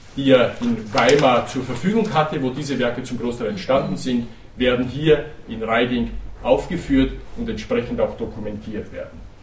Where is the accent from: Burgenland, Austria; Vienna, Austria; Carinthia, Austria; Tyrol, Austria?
Burgenland, Austria; Wir sind Grenzländer, wir sind hier im Burgenland geboren und aufgewachsen.